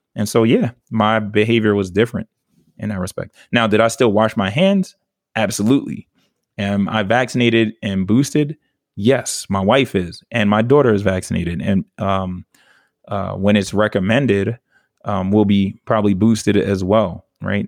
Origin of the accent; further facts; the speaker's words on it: New York City, New York, United States; moved away; also born or lived in the South; I'm a New Yorker to the fullest